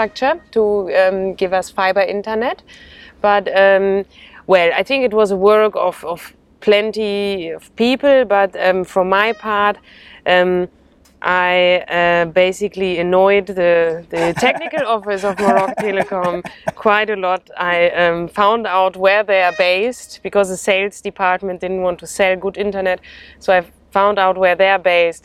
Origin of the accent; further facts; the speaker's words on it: Germany; moved away as an adult; now in Taghazout, Morocco; I'm German